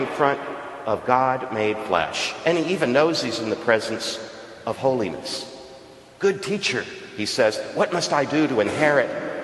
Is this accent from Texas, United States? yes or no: yes; Texas coast, United States; now in Stanford, United States; Where I grew up on the Texas coast